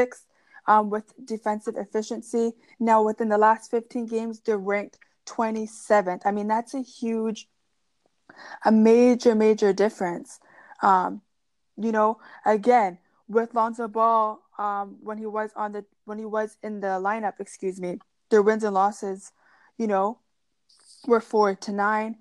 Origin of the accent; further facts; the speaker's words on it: Canada; as a Canadian girl